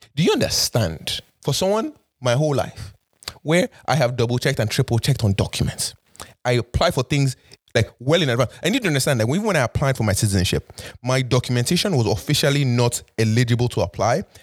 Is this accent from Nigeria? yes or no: yes; Nigeria; now in Toronto, Canada; the Nigerian in me